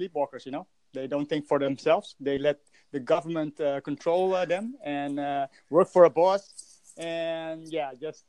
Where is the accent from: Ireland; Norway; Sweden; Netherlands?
Netherlands; I'm from Holland